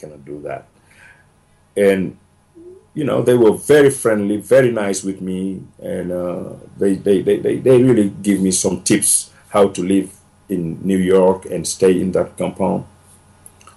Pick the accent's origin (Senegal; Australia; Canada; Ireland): Senegal; moved away as an adult; also born or lived in Mali / Ivory Coast; now in United States; I just came to America today. I am from Senegal